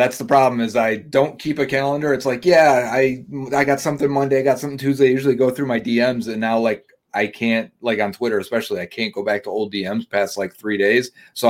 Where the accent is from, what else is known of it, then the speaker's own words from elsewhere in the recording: Buffalo, New York, United States; also born or lived in Tampa, Florida; But yeah, I live in Buffalo, New York, or outside of Buffalo. I was born in Tampa, Florida